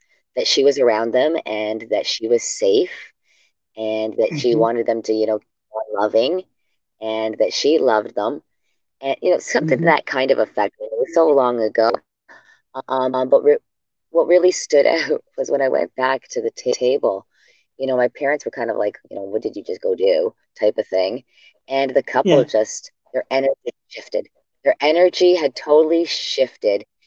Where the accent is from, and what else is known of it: Hamilton, Ontario, Canada; born or raised there; also born or lived in Sudbury, Ontario / Kingston, Ontario